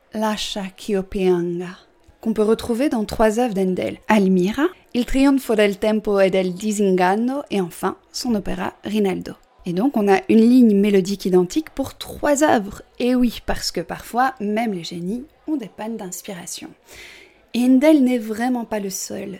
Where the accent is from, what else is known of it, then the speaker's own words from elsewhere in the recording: Belgium; je suis belge